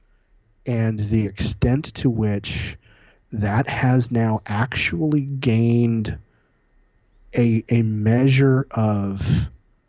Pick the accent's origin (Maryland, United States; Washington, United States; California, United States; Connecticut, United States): California, United States; San Diego; moved away; growing up in Reagan country, in a suburb in San Diego, California, a neighborhood called Scripps Ranch.